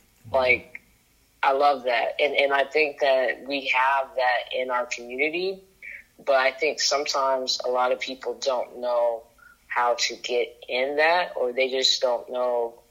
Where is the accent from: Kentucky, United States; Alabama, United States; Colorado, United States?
Kentucky, United States; Lexington; now in Atlanta, United States; No, I moved here from Kentucky, Lexington, Kentucky.